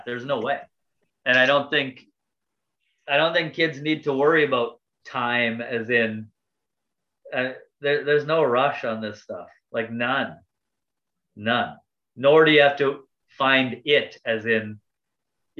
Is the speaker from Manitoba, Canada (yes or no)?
yes; Cook's Creek, Manitoba, Canada; I'm from Cook's Creek, Manitoba, right? we don't even have a store anymore.